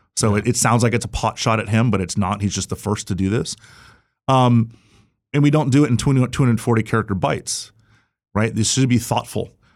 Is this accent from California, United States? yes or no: no; Florida, United States; my home state